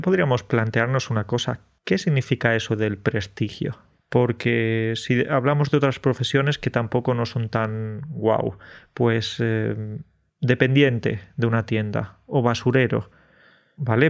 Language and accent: Spanish; Andalusia, Spain; los andaluces somos exagerados